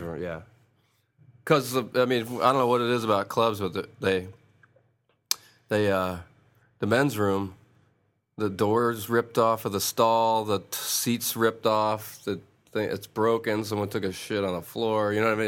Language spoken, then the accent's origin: English; Rochester, New York, United States; moved away as an adult; now in Atlanta, United States; I'm originally from Rochester, New York